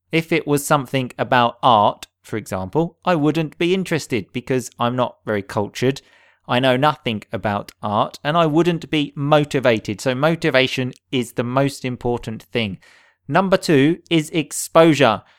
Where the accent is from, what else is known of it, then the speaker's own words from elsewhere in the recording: England, United Kingdom; I grew up in England